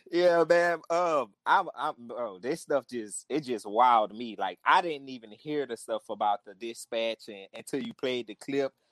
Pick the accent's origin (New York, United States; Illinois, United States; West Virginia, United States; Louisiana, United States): Louisiana, United States; New Orleans; I'm from New Orleans too, and I'm from the uh, the St. Thomas